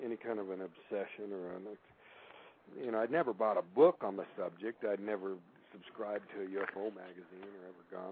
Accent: Payson, Arizona, United States; moved away; I used to ride a school bus back when I lived in Payson

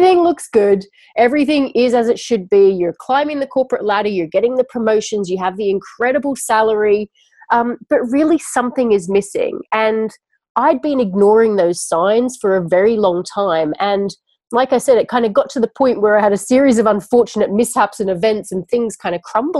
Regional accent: Sydney, New South Wales, Australia; moved away as an adult; now in London, United Kingdom; I'm originally from Sydney, Australia.

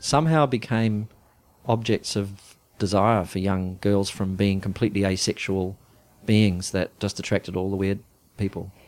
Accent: New Zealand; moved away; we came from New Zealand

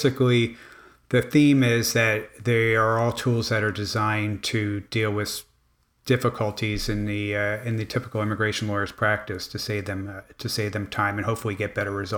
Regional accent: Miami, Florida, United States; The other part of it was that I grew up in Miami

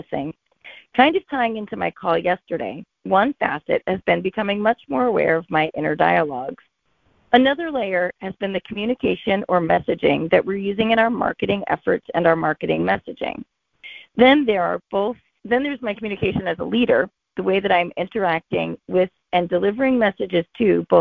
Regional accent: Boston, Massachusetts, United States; calling in from Boston, Massachusetts.

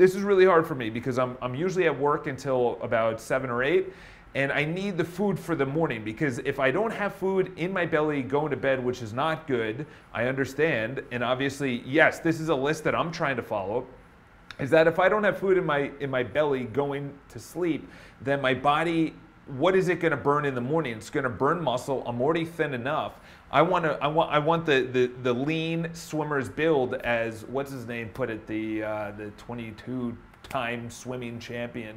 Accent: Ireland; I'm Irish

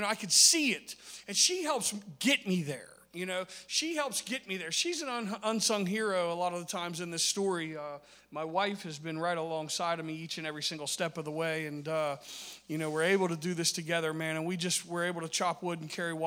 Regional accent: Parkersburg, West Virginia, United States; I'm from Parkersburg, West Virginia.

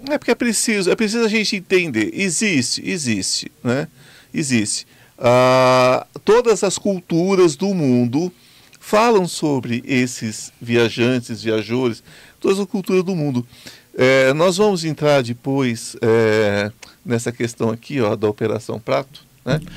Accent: Brazil; eu sou brasileiro, amo meu país profundamente

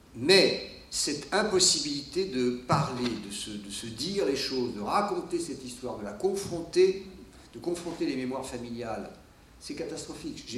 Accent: France; also born or lived in Cergy; moi en tant que français

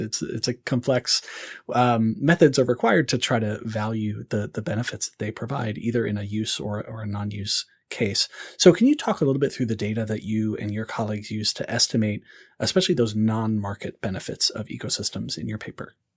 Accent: North Carolina, United States; I grew up in North Carolina

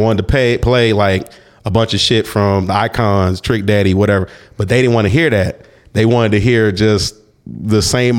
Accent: Cobb County, suburb of Atlanta, Georgia, United States; also born or lived in San Francisco, California; I grew up in Cobb County, which is a suburb of Atlanta.

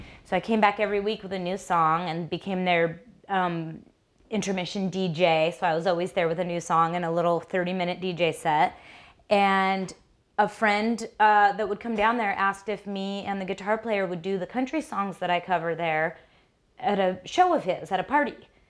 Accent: Brush Prairie, Washington, United States; I was born in Brush Prairie

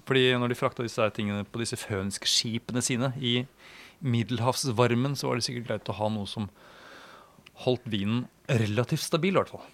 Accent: Norway; som nordmann

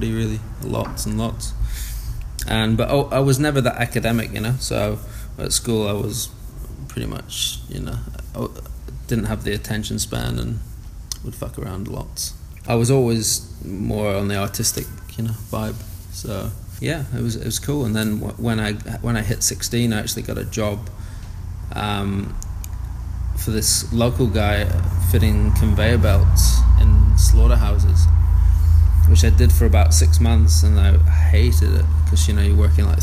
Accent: Blackburn, North West England, United Kingdom; moved away as an adult; now in Whanganui, New Zealand; It's a small town, you know. It's probably like 85,000-90,000 people. I grew up in a regular working class, family.

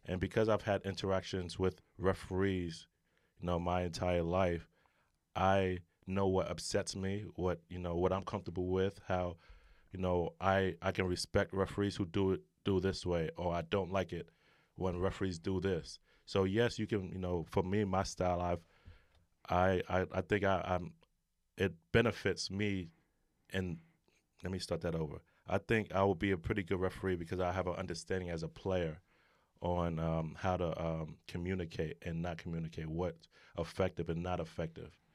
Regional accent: New York City, New York, United States; growing up in New York City, you know, playing basketball in the streets

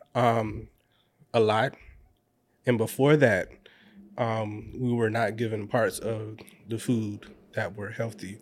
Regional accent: Orangeburg, South Carolina, United States; I'm from Orangeburg, South Carolina

